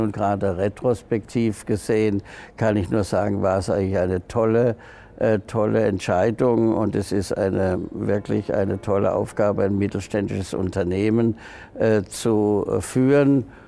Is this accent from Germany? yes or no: yes; Freiburg, Baden-Württemberg, Germany; Freiburg, ich bin ja Freiburger